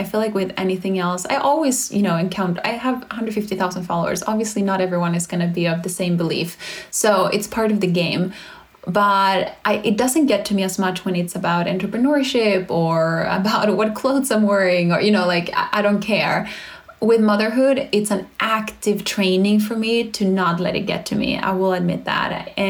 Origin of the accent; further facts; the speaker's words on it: Sweden; English is a second language; now in United States; I get reminded that we live in America where there is no support from others. I come from Sweden, so sometimes I forget how the system is just so incredibly broken in the US